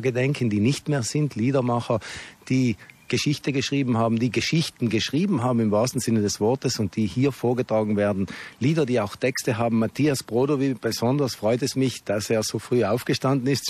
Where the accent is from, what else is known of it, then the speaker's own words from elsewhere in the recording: South Tyrol, Trentino-Alto Adige, Italy; accent: South Tyrolean dialect; in Südtiroler Dialekt, so wie wir jetzt reden, in unserer Sprache